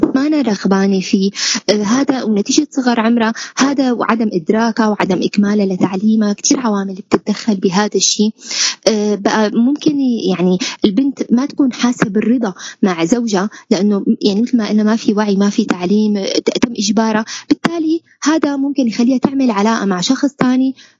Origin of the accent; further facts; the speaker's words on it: Syria; نحن كسوريين